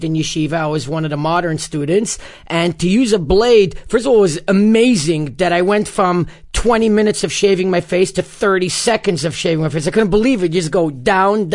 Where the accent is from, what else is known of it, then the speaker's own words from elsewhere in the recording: New York City, New York, United States; the community I grew up in Bar Puck was one of the last remaining communities to adopt an Erev